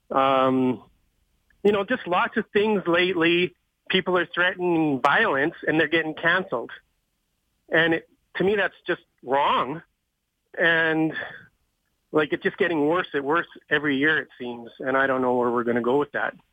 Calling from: Red Deer, Alberta, Canada; also born or lived in Vancouver Island, Canada; Um, I'm from Red Deer. Listen to your show every day. It's great.

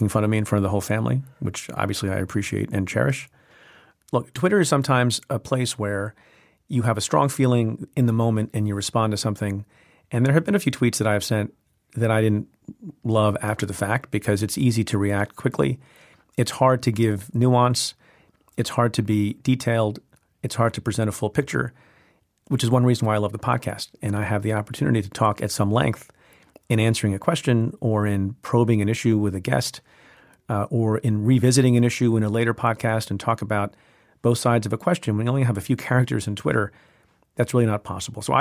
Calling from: Los Angeles, California, United States; Hi, Preet. … I'm calling from Los Angeles.

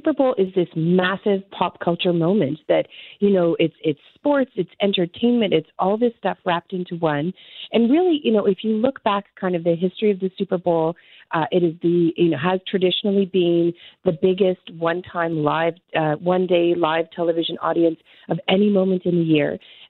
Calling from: Toronto, Ontario, Canada; I am joining you from Toronto this morning.

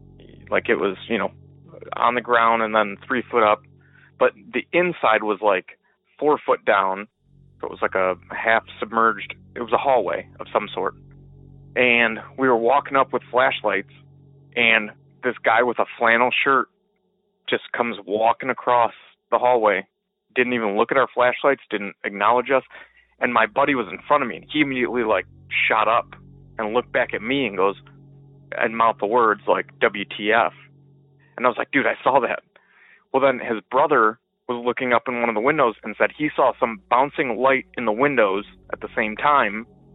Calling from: Michigan, United States; I am calling from Michigan.

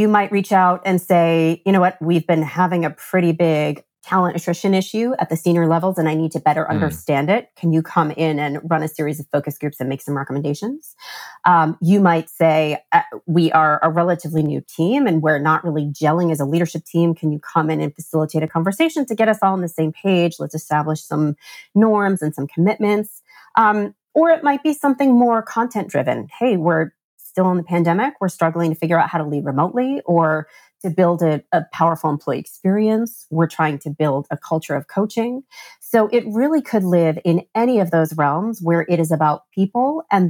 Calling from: New Jersey, United States; I am recording from New Jersey.

